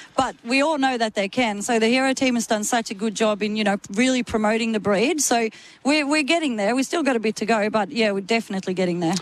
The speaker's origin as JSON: {"language": "English", "country": "Sweden", "moved": "as an adult", "said": "I come from Sweden"}